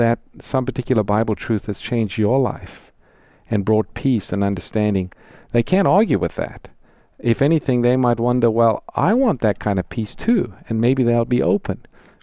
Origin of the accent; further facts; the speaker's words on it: South Africa; I'm from South Africa, grew up there